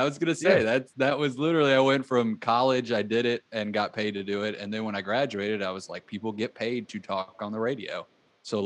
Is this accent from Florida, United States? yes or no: yes; Florida, United States; born there; also born or lived in Texas / Mississippi; I was born in Florida. I moved to Texas and lived there for a while.